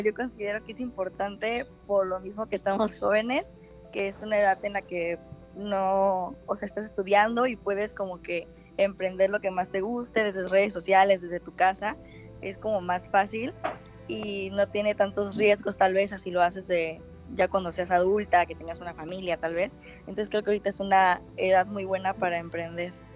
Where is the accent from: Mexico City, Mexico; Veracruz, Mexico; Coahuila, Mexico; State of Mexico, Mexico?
Veracruz, Mexico; Coatzacoalcos; also born or lived in Boca del Río; yo soy de aquí, de Coatzacoalcos